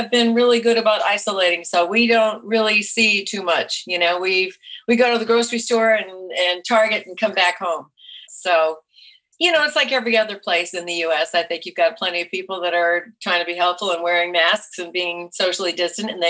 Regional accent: New England, United States; also born or lived in Vermont / Massachusetts / Rhode Island; Well, I was born in Vermont, but I lived there a very short time. I lived all over New England, outside of Boston, Massachusetts, and then outside of Providence, Rhode Island.

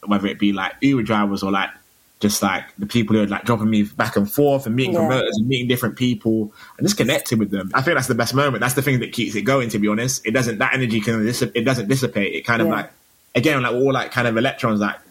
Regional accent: Bristol, South West England, United Kingdom; moved away; also born or lived in London / Stockholm; I grew up in Bristol

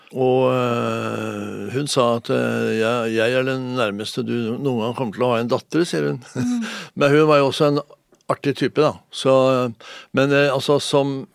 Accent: Oslo, Norway; also born or lived in Moss; jeg var fem, og min bror Jan var syv når vi flytta fra Moss til, til Lambertseter

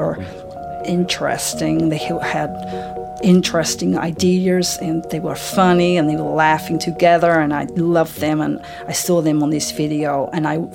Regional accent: Vladivostok, Primorsky Krai, Russia; moved away; I live most of my life in Vladivostok in Russia

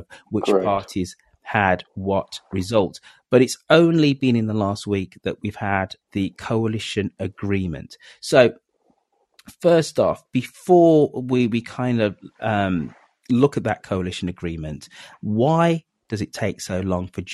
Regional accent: Birmingham, West Midlands, United Kingdom; moved away; back in my hometown of Birmingham in England

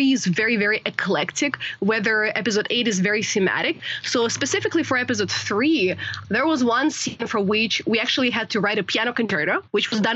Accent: Russia; growing up in Russia

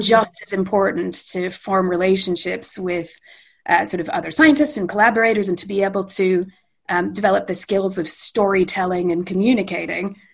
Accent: Edmonton, Alberta, Canada; moved away as an adult; also born or lived in London, United Kingdom / Calgary; now in Manchester, United Kingdom; I'm Canadian and spent my formative years in in really glorious Western Canada. I grew up in Edmonton

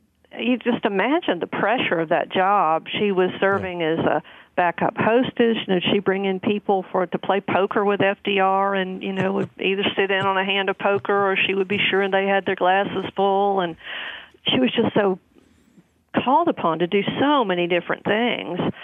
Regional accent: the South, United States; I'm from the South

